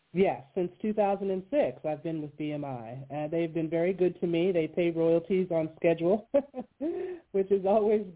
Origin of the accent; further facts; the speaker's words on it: Western Pennsylvania, United States; I grew up in Western Pennsylvania, yes, in a small town right outside of Pittsburgh, in the mountains